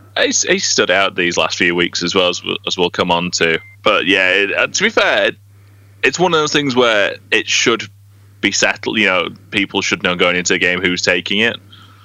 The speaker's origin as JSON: {"language": "English", "country": "United Kingdom", "moved": "yes", "said": "I'm basically holidaying in my home country."}